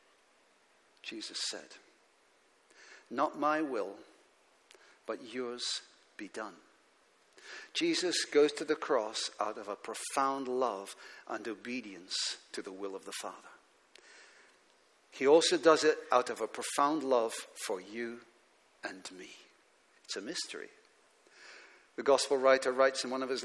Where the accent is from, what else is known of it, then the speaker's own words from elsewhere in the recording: Aberdeen, Scotland, United Kingdom; as a teenager growing up in Aberdeen in Scotland